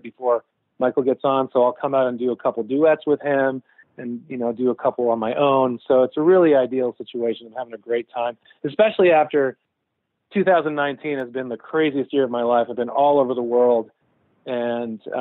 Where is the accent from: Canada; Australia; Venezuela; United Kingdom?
Canada; Saint-Hubert, Quebec; moved away as an adult; now in Nashville, United States; growing up in St. Hubert